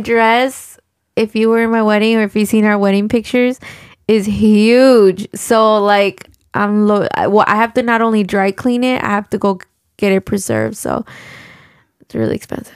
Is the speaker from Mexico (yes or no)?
yes; Mexico; now in United States; I was born in Mexico